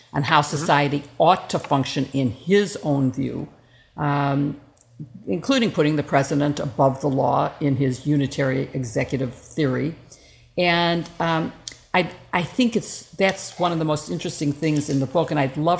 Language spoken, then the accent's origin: English; Chicago, Illinois, United States; also born or lived in Washington; being from Illinois, being from Chicago